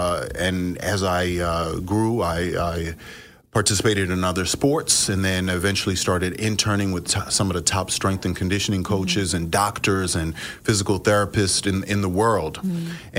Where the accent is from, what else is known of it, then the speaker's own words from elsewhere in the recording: New York, United States; growing up in New York, it wasn't necessarily the coolest thing